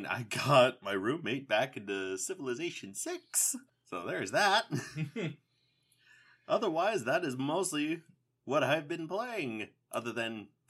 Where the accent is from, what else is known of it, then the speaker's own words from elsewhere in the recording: California, United States; now in South Dakota, United States; I am from California. I never grew up with the snow.